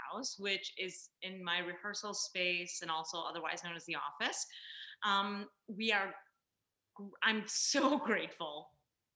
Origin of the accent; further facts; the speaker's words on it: Buffalo, New York, United States; I love my home city